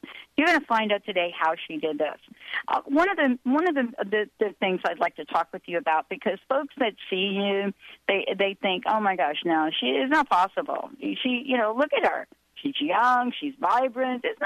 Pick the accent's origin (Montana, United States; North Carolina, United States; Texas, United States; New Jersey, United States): New Jersey, United States; also born or lived in New York; I was born in New York, grew up in New Jersey.